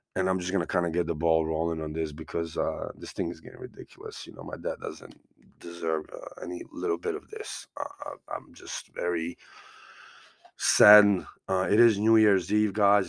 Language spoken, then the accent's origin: English; United States; I'm from America